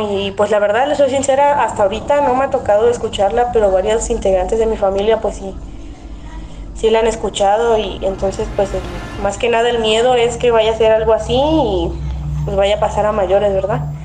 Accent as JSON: {"language": "Spanish", "town": "Xalapa", "region": "Veracruz", "country": "Mexico", "said": "soy de Jalapo, Veracruz"}